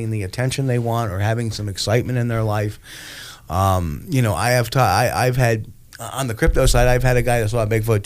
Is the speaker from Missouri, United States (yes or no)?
no; Troy, New York, United States; also born or lived in New Jersey; we moved from New Jersey in 1972 up to Troy. And the house that I moved into was built in the 1860s